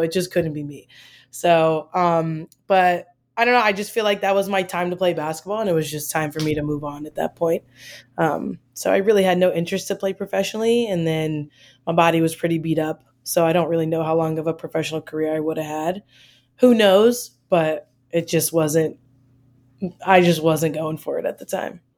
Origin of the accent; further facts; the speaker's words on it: Maryland, United States; moved away as an adult; also born or lived in Michigan; I'm from Maryland